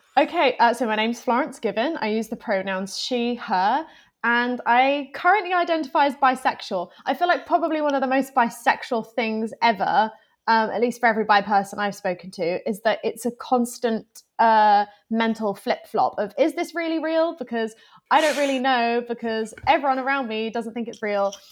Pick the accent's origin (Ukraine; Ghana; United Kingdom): United Kingdom; Plymouth, South West England; moved away as an adult; now in London, United Kingdom; originally, I'm from Plymouth, which is a smallish town, um, in the southwest of England.